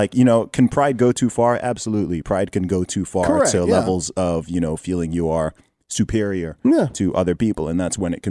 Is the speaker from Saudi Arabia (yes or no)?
yes; Saudi Arabia; I mean, I grew up in Saudi Arabia and I was in the Boy Scouts.